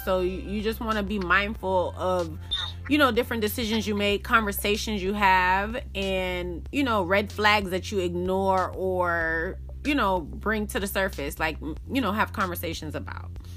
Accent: Miami, Florida, United States; I grew up in Miami, Florida, but my family is again Jamaican

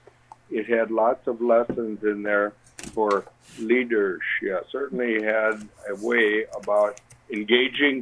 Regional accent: Dubuque, Iowa, United States; now in Columbus, United States; a town in Iowa, which is where Judy and I grew up in Iowa.

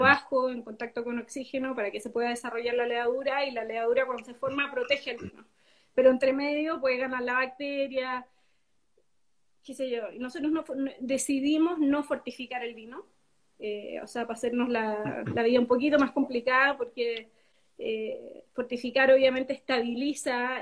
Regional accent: Temuco, Araucanía, Chile; moved away as an adult; also born or lived in Los Ángeles, Chile; now in Santiago, Chile; nacida y criada en Chile, a pesar de que mis padres son primera generación acá. Mi papá es inglés, mi mamá argentina.

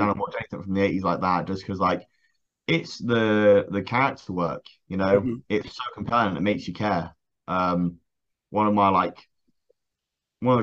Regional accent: Swanage, South West England, United Kingdom; moved away as an adult; me moving from my hometown of Swanage

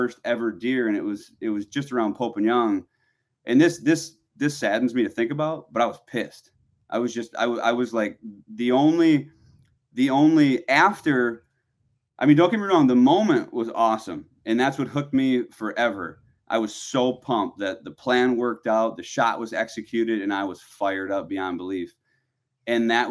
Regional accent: Wisconsin, United States; growing up in Wisconsin

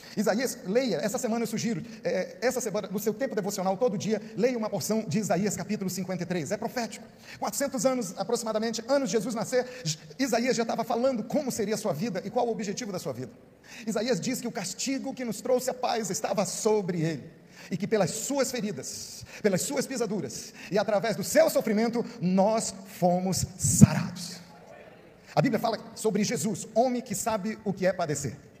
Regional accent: Pará, Brazil; Eu sou paraense, então desde pequeno eu aprendi como é que se chegava a um ouro da mais alta qualidade.

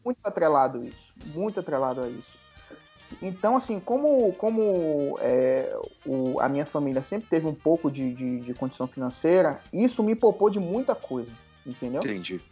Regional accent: Salvador, Bahia, Brazil; now in Brasília, Brazil; eu nasci em Salvador, fui criado em Salvador amo minha cidade

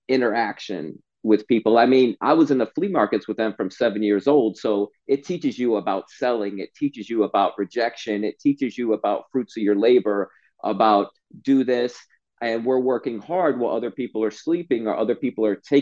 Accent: Stuart, Florida, United States; I grew up in Stuart, Florida

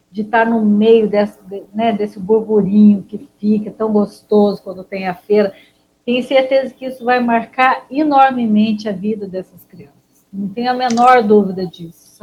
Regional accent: Poços de Caldas, Minas Gerais, Brazil; Sou de Poços, sulfurosíssima.

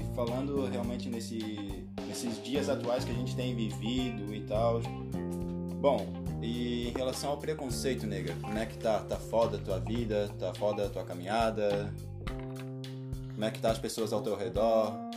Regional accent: Brazil; eu sou brasileiro, eu gosto do português

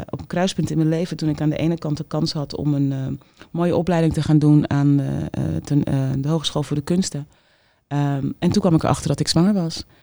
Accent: Amsterdam, North Holland, Netherlands; accent: Amsterdam; Ik had een ontzettend plat Amsterdamse accent.

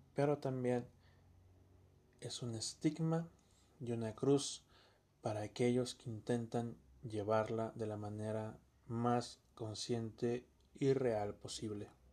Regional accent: Campeche, Mexico; no somos de Chiapas. Somos de Campeche

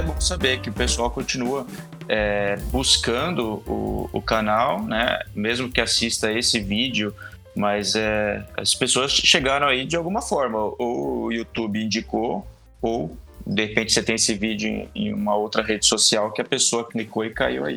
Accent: Brazil; a gente é, é, brasileiro

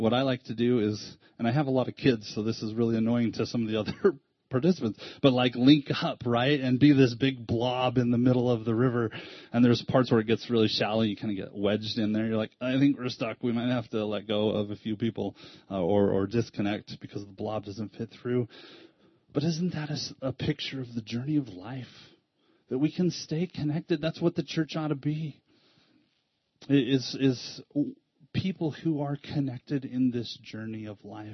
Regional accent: United States; an American

